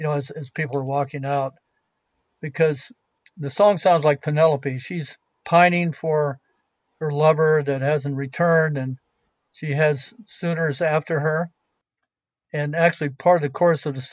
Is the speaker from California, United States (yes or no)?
yes; California, United States; I'm from California, but I'm a poor archaeologist